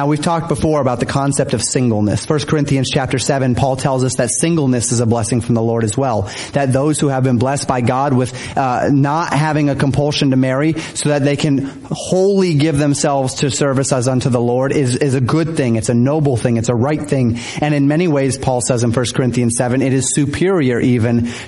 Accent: Denver, Colorado, United States; moved away as an adult; I'm from Denver area in Colorado, and so we're far away from family

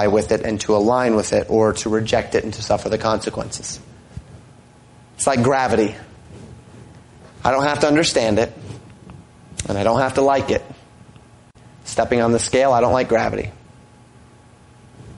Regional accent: Colorado, United States; moved away as an adult; also born or lived in Florida; now in Minnesota, United States; I grew up in Colorado

